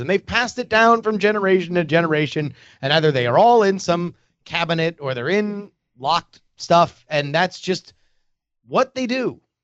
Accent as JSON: {"language": "English", "region": "Florida", "country": "United States", "tie": "born or raised there", "moved": "yes", "said": "I grew up in Florida, I did grow up with a gun in my house"}